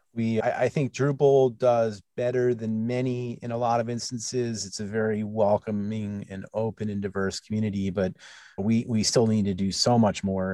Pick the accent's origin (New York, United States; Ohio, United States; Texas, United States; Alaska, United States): New York, United States; growing up in, in New York